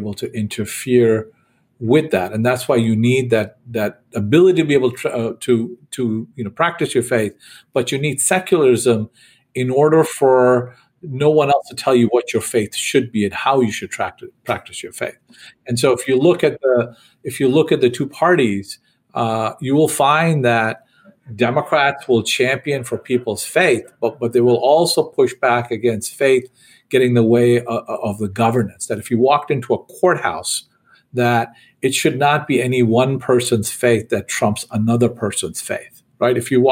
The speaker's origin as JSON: {"language": "English", "region": "New York", "country": "United States", "tie": "born or raised there", "said": "I grew up in New York, and I loved going to, you know, seeing the giant Christmas tree"}